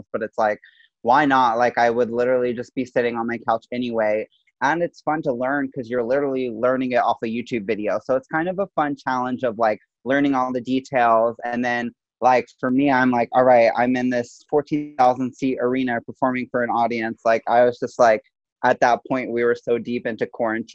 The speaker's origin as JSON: {"language": "English", "town": "Baton Rouge", "region": "Louisiana", "country": "United States", "tie": "born or raised there", "said": "I am from Baton Rouge, Louisiana. I went to a studio called DeFrancis Academy of Dance."}